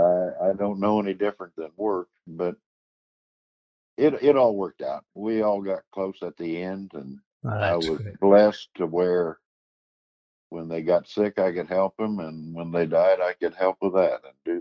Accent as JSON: {"language": "English", "town": "Terre Haute", "region": "Indiana", "country": "United States", "tie": "born or raised there", "also_born_or_lived": "Paris, Illinois"}